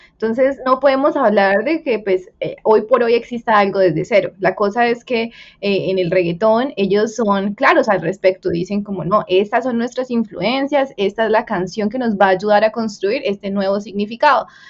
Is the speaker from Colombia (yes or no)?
yes; Colombia; somos los colombianos